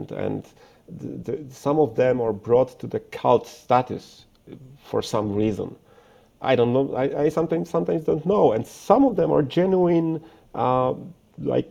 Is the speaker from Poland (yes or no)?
yes; Warsaw, Masovian Voivodeship, Poland; English is a second language; I'm a guy from Warsaw who makes Urushi pens.